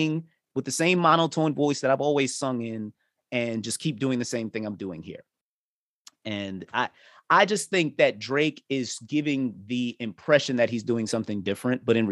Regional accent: Jamaica; I'm Jamaican

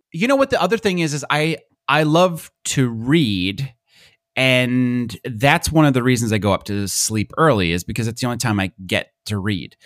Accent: United States; accent: American; My American accent

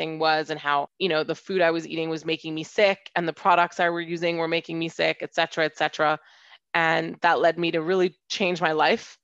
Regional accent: Hong Kong; also born or lived in United States / London; I'm half French and half Indian, and I grew up in Hong Kong

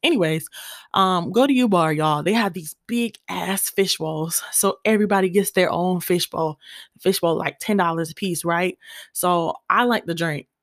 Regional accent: Gwinnett County, Georgia, United States; I'm from Gwinnett, and you know I always gotta represent.

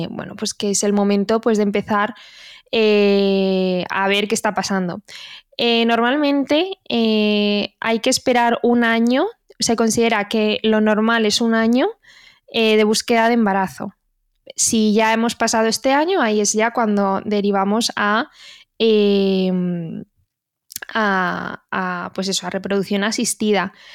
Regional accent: Community of Madrid, Spain; conozco la comunidad de Madrid porque es donde me he formado, de donde soy yo, de donde somos nosotras

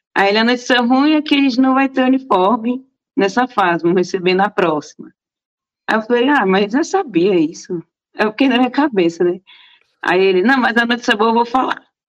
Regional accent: Brasília, Federal District, Brazil; moved away as an adult; now in São Paulo, Brazil; Sim, eu nasci em Brasília. É... Minha família toda é de Brasília, minha mãe foi nascida lá já, a minha geração já é toda brasiliense

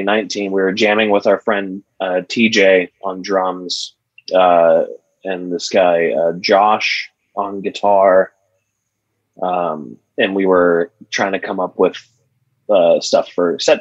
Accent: Santa Cruz, California, United States; now in Orange County, United States; I'm from the Bay Area and Santa Cruz.

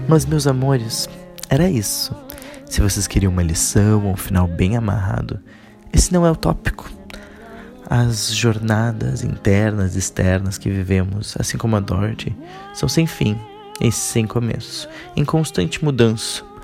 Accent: Porto Alegre, Rio Grande do Sul, Brazil; moved away as an adult; also born or lived in New York, United States; Nasci na pacata cidade de Porto Alegre. Sim, eu sou sulista

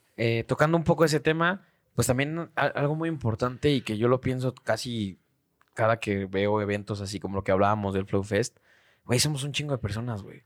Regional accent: Mexico; Siempre he recibido educación en México

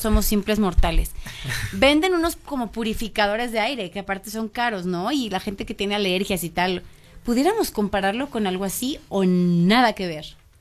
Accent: León, Guanajuato, Mexico; Yo como ciudadana, como leonesa, como panza verde de corazón

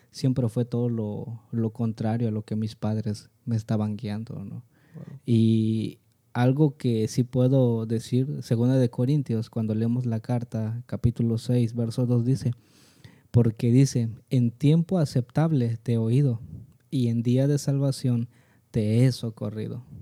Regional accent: San Mateo del Mar, Oaxaca, Mexico; soy originario de San Mateo del Mar, a 30 minutos de Salina Cruz.

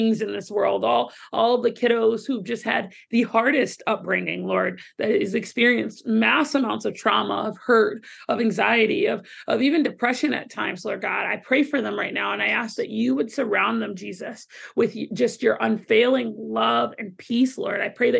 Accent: Southern United States, United States; See, but you have to try it first because I'm from the South.

